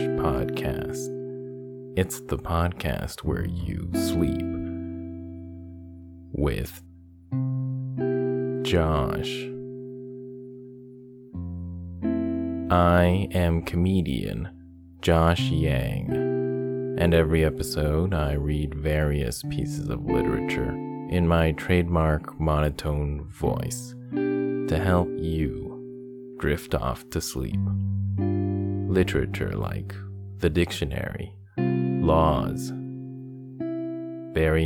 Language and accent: English; Canada; my home country of Canada. Starting off with the city I live in, Toronto